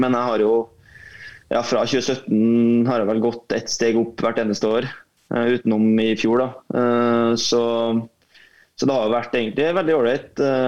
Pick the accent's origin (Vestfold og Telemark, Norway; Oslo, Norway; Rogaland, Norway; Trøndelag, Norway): Trøndelag, Norway; Trondheim; man, er fra den byen, eh, byen klubben spiller